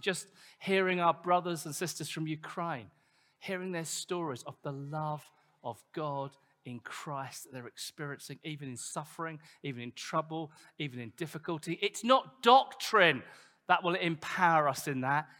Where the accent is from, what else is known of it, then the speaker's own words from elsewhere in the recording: United Kingdom; we're British